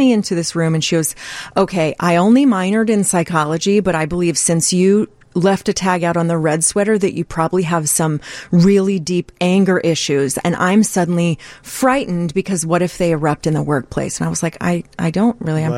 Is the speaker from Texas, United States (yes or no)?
yes; Texas, United States; I grew up in Texas